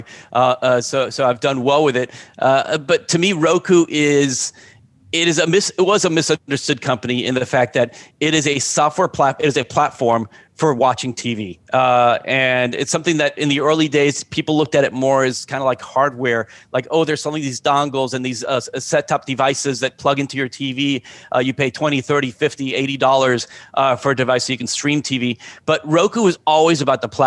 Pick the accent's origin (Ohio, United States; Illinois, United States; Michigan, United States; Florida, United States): Florida, United States; Miami; also born or lived in New Jersey; I wasn't born in Miami. I was born in New Jersey, but I've been in Miami since I was five